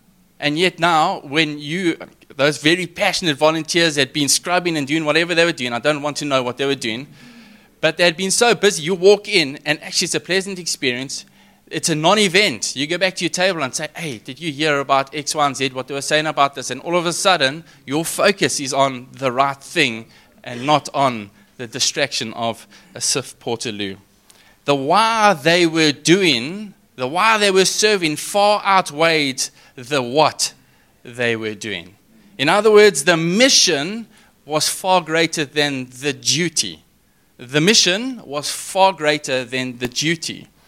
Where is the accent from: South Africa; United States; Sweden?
South Africa; Richards Bay, KwaZulu-Natal; I mean, I'm from Richards Bay, I did tell you guys.